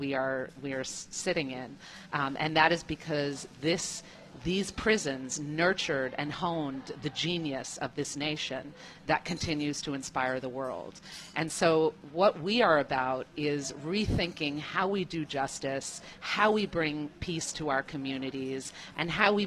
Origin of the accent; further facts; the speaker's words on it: New York City, New York, United States; I come from the country, the United States. I'm from New York City.